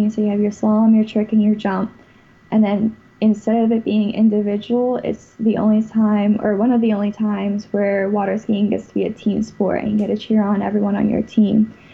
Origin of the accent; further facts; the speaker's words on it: West Palm Beach, Florida, United States; also born or lived in Pennsylvania; I'm from West Palm Beach, right by Okeechobee, uh, but originally I was born in Pennsylvania